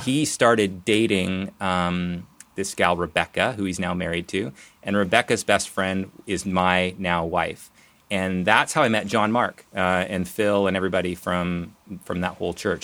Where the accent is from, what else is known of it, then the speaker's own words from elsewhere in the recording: Nelson, British Columbia, Canada; moved away as an adult; also born or lived in Calgary; now in Portland, United States; I grew up in Nelson, B C, so I'm a Canadian, even though I'm down here in Portland.